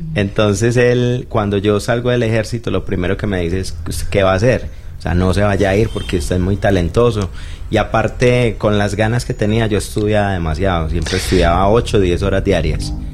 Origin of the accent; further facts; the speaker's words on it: Santa Bárbara, Antioquia, Colombia; yo soy de Santa Bárbara, Antioquia, es un pueblo